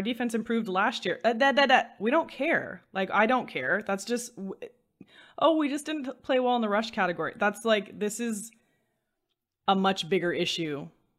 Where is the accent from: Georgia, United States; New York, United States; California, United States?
California, United States; okay, well, we're from Southern California and we're a little chilly